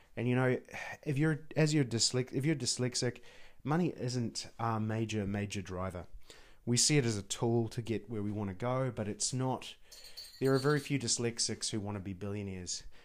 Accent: New Zealand; a Kiwi, t, uh, as an, as New Zealander

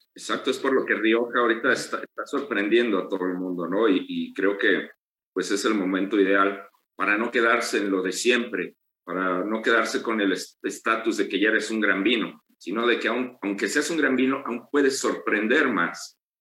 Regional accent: Mexico

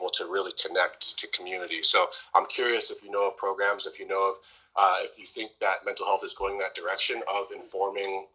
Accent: Southeast Alaska, United States; my hometown of Heidelberg, Hictahundlai, the southern tip of Southeast Alaska

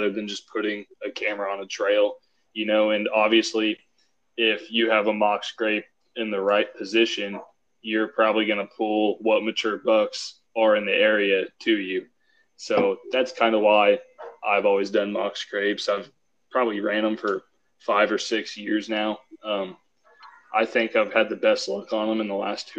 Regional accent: Ste. Genevieve, Missouri, United States; I'm from Southeast Missouri.

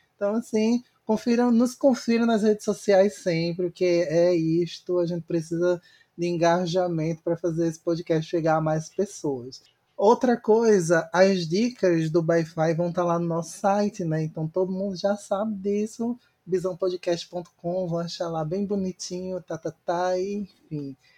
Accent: Recife, Pernambuco, Brazil; Eu, como recifense

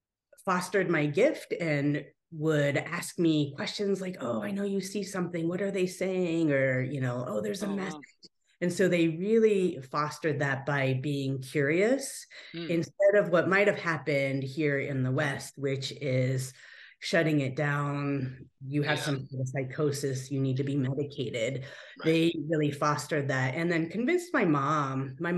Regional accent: Japan; also born or lived in United States; we spent every other 6 months as children, we as in me and my older brother, growing up in Japan with my grandma and my aunt and all the uncles out there. And then every 6 months here in the US.

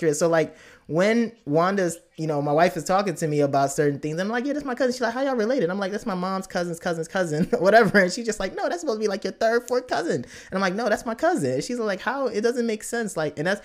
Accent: United States; I came to the States as a young, and I grew up in the States

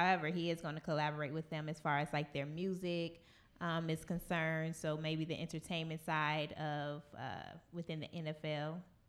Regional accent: Illinois, United States; now in Indiana, United States; I'm from up north, and I'm not from Chicago

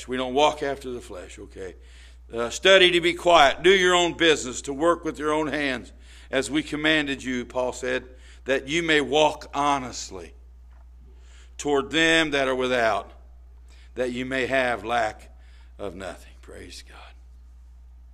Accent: Indianapolis, Indiana, United States; I'm from Brightwood, over 28th and Sherman, 25th and Sherman. Forced Manor, 30th Forced Manor

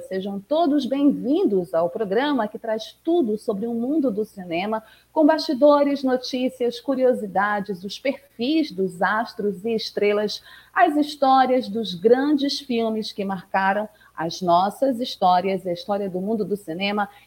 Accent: Pará, Brazil; aqui na minha terrinha, no meu estado

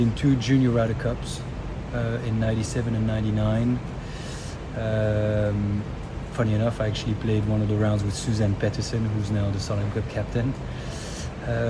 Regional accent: Brussels, Brussels-Capital Region, Belgium; I was born and raised in the middle of Brussels, the capital of Belgium

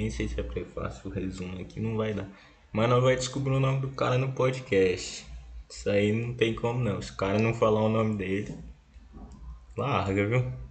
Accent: Brasília, Federal District, Brazil; É, porque também a sede também fica aqui em Brasília, eu sou de Brasília.

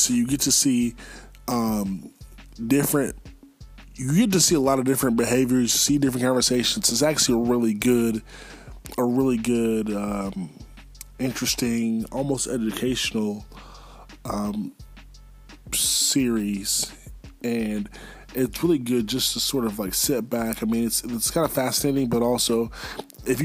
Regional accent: Charlotte, North Carolina, United States; Charlotte, my hometown.

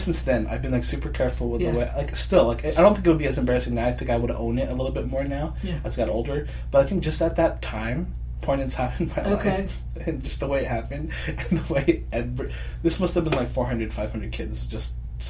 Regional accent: Torrance, California, United States; I grew up, like, in the South Bay area.

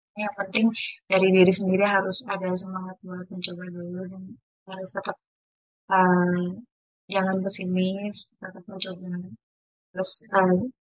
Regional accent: Jepara, Central Java, Indonesia; saya sendiri berasal dari kota Jepara

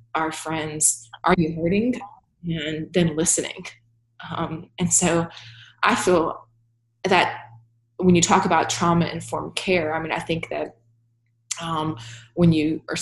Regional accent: Baton Rouge, Louisiana, United States; now in West Virginia, United States; I've seen growing up in South Louisiana

